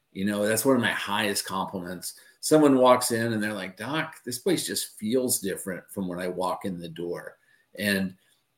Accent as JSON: {"language": "English", "town": "Westwood", "region": "Kansas", "country": "United States", "tie": "born or raised there", "said": "growing up in Westwood"}